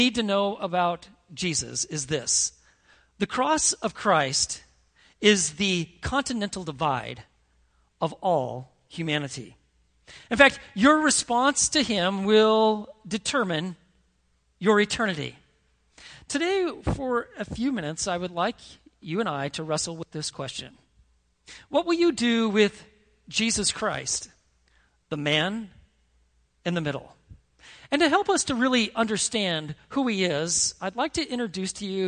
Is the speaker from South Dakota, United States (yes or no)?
no; Montana, United States; When I was a kid growing up in Montana